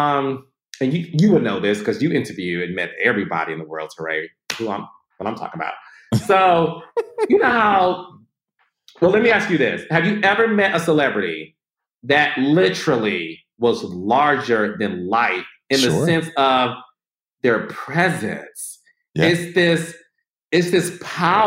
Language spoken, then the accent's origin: English; Midwest, United States; I'm from the Midwest